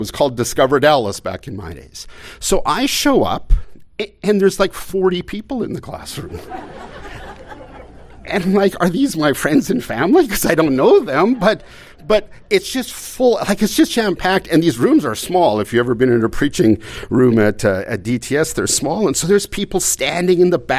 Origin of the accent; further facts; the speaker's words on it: Canada; I mean, I came from Canada. I mean, my folks would have loved to come.